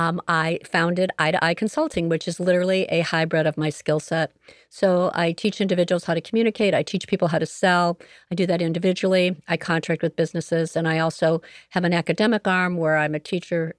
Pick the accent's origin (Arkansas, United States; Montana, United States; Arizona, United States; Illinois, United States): Illinois, United States; Joliet; I am a native of Joliet, Illinois, so I grew up here in Joliet